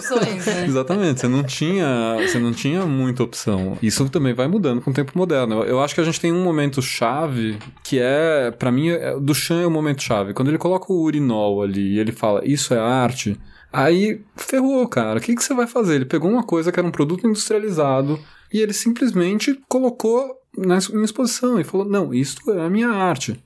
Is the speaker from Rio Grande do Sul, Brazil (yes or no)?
no; São Paulo, Brazil; eu olhei a minha cidade ali, eu me reconheci no lugar onde eu nasci, onde eu cresci